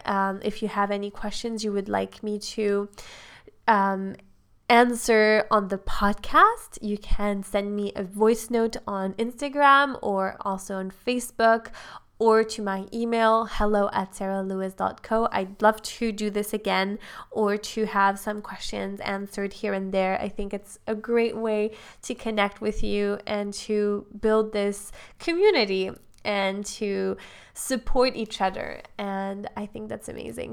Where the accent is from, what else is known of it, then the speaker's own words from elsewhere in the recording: Switzerland; I'm from Switzerland